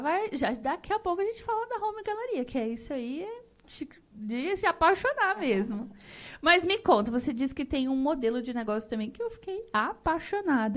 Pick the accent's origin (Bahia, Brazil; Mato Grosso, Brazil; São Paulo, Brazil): Mato Grosso, Brazil; Rondonópolis; eu nasci nessa terra.